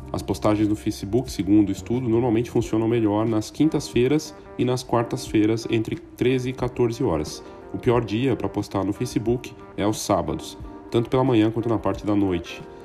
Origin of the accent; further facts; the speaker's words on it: Brazil; a gente, todos nós como brasileiros